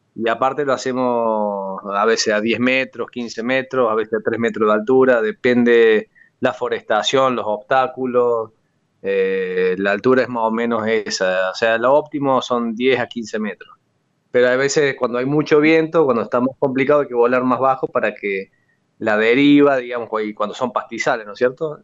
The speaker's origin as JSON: {"language": "Spanish", "town": "La Falda", "region": "Córdoba", "country": "Argentina", "tie": "born or raised there", "also_born_or_lived": "Huerta Grande", "said": "Yo nací acá en La Falda, en Punilla"}